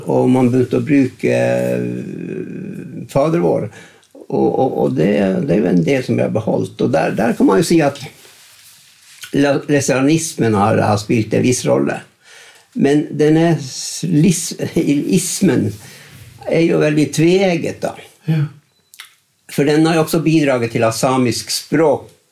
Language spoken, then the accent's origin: Norwegian; Grettaksbotn, Northern Norway, Norway; Men eftersom jeg vokste opp i Grettaksbotn, mm. så vokste vi opp i en norsk, nordnorsk eh, kontekst.